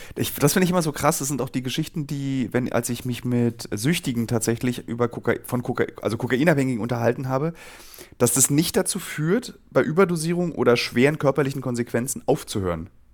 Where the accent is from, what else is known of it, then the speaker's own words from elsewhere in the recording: Berlin, Germany; als Berliner